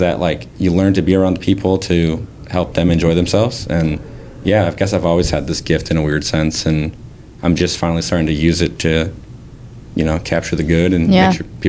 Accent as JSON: {"language": "English", "town": "Saginaw", "region": "Michigan", "country": "United States", "said": "I'm from the Saginaw area."}